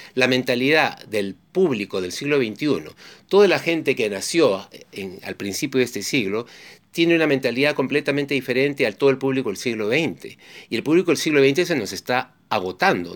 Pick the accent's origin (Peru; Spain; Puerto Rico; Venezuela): Peru; mi país, en el Perú